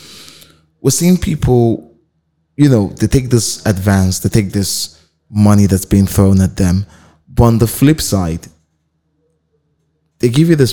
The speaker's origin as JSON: {"language": "English", "town": "Port Harcourt", "region": "Rivers State", "country": "Nigeria", "tie": "born or raised there", "said": "Because I grew up in the South. I grew up in Port Harcourt."}